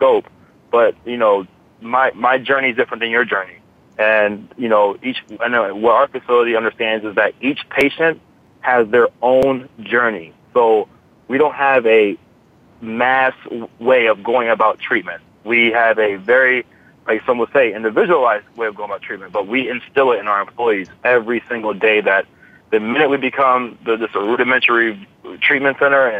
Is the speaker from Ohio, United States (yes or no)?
yes; Massillon, Ohio, United States; now in South Florida, United States; I'm from Ohio, and I do live in South Florida. But I was born and raised in Massillon, Ohio.